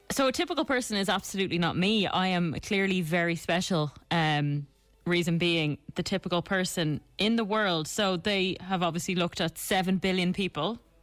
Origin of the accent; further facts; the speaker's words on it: Ireland; Being Irish, we are in the minority